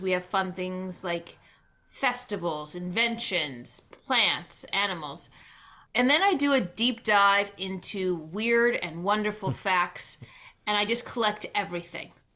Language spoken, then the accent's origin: English; New York City, New York, United States; moved away; I was born down in New York City, Uh, spent a lot of summers up in the Adirondacks